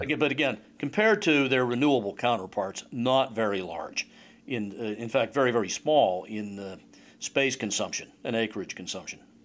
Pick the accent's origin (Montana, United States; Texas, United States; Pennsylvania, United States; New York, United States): Pennsylvania, United States; Pittsburgh; moved away; Pittsburgh, my original home.